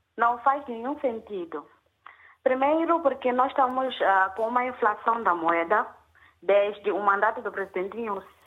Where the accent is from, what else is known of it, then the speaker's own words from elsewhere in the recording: Mozambique; also born or lived in Maputo; nós como moçambicanos